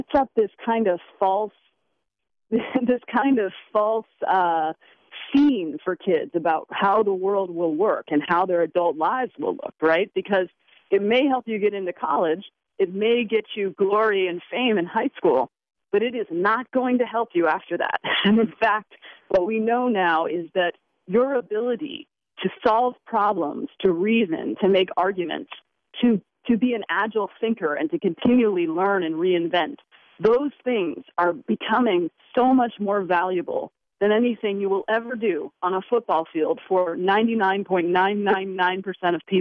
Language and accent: English; United States; we as American parents